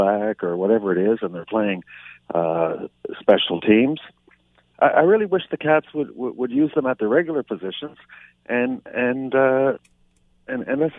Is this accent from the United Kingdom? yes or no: no; Canada; as a Canadian